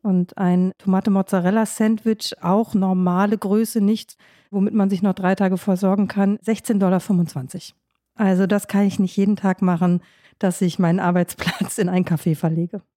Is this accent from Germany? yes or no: yes; Germany; also born or lived in Washington; in meine Heimat, also zu meinen Eltern, das ist im Grunde ob ich fünf Stunden Auto fahre in Deutschland